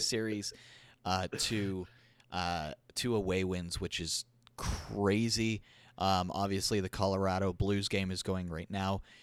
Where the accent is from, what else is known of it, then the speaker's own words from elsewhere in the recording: Alberta, Canada; I was born in Alberta. I was born just a little bit west of Edmonton